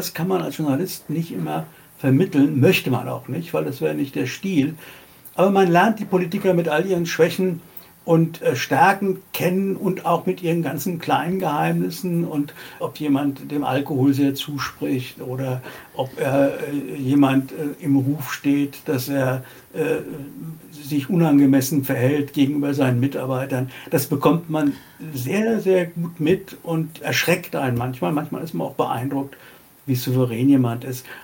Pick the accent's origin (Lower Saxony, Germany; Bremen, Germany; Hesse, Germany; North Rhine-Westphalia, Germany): Hesse, Germany; Frankfurt; Und für mich ist Frankfurt meine Heimat und äh, Deutschland und Europa.